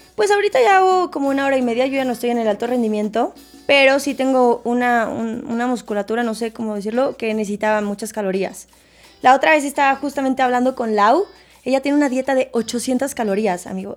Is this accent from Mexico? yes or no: yes; Mexico City, Mexico; also born or lived in Puebla; Yo soy de la Ciudad de México, pero hay una confusión efectivamente porque en muchos ah. lados dicen que soy de Puebla, pero yo estudié en Puebla, no es que sea de Puebla